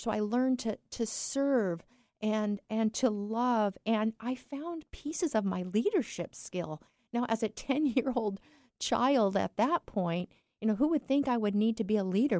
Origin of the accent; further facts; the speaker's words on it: eastern Washington, United States; also born or lived in California; we moved from California, this big, big metropolis, to this little tiny town in eastern Washington.